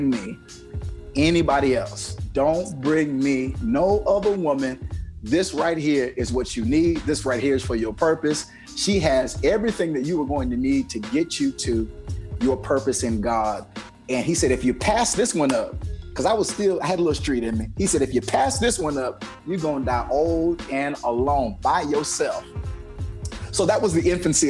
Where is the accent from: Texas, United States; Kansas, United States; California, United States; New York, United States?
Kansas, United States; I'm from Kansas